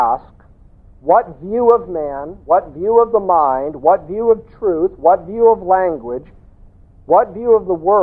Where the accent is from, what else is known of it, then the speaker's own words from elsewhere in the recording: Southern California, United States; I come from Southern California